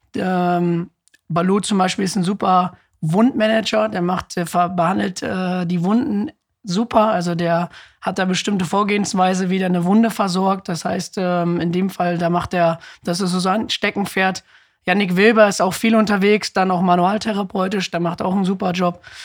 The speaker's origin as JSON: {"language": "German", "town": "Ibbenbüren", "region": "North Rhine-Westphalia", "country": "Germany", "also_born_or_lived": "Osnabrück", "said": "Ich komme ja auch aus Sippenbüren"}